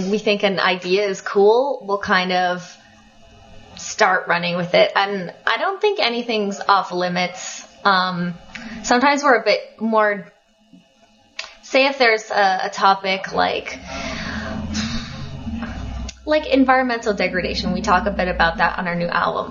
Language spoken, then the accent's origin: English; Colorado, United States; now in Montreal, Canada; I grew up in Colorado.